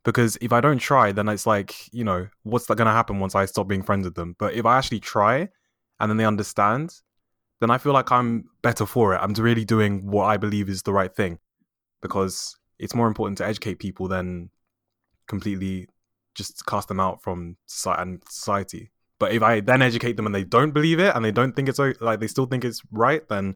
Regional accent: United Kingdom; I'm Black British. Both my parents are from Nigeria and they're educated in the UK. So I think that makes me first generation since I was born in the UK.

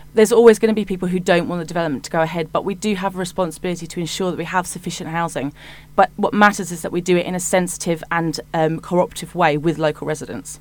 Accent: Hitchin, East of England, United Kingdom; I was born in Hitchin and I am, I've lived there almost all of my life, and I'm now raising my family there.

